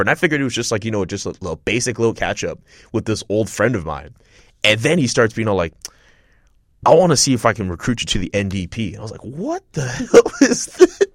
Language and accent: English; Montreal, Quebec, Canada; moved away as an adult; now in United States; I'm from Montreal